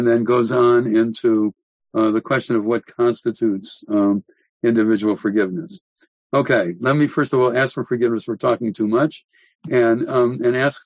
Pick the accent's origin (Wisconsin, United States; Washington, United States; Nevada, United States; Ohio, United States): Wisconsin, United States; Milwaukee; I grew up in Milwaukee